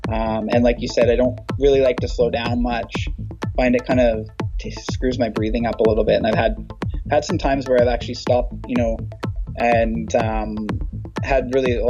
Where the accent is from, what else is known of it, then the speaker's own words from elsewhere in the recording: Chilliwack, British Columbia, Canada; I always do that one because I'm from Chilliwack.